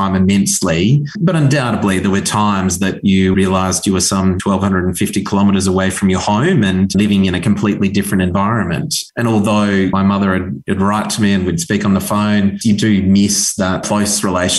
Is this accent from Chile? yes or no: no; Natal Downs, near Charters Towers, North Queensland, Australia; It was a wonderful childhood growing up on Natal Downs, a cattle station located up in North Queensland.